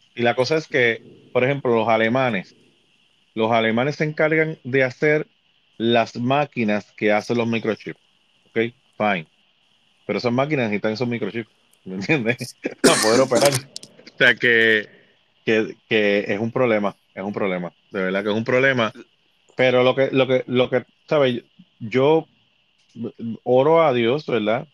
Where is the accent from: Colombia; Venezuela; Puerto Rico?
Puerto Rico; como, como puertorriqueño